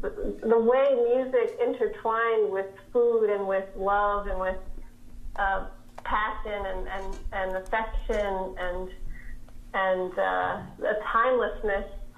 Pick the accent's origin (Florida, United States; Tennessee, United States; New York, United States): New York, United States; New York City; growing up in America, in New York City